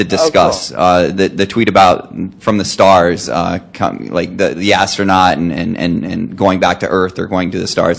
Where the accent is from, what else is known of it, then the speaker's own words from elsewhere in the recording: Ohio, United States; I don't know if I'm maybe the person that's farthest away. I'm from Ohio. I just happen to be in Boston.